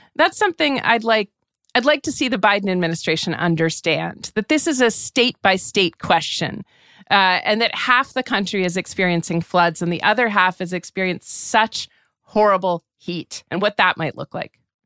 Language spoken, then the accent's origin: English; New Hampshire, United States; I'm from New Hampshire, quite near Canada, you know, that I was accustomed to snow